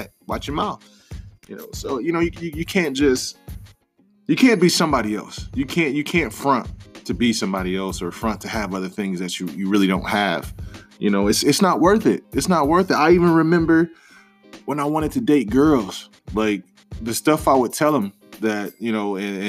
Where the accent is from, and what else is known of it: Detroit, Michigan, United States